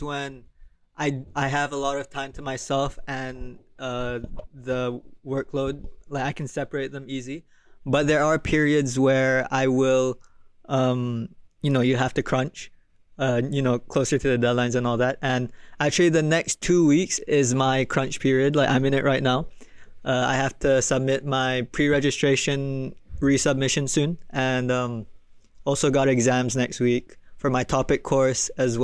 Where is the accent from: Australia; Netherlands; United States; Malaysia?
Malaysia; moved away; I'm from Malaysia